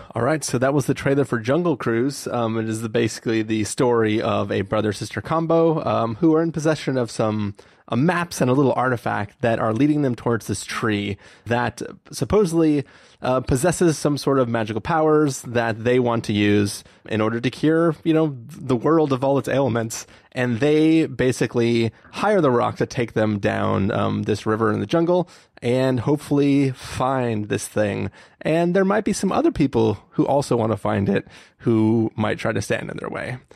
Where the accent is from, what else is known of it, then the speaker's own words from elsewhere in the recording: San Diego, California, United States; We grew up in San Diego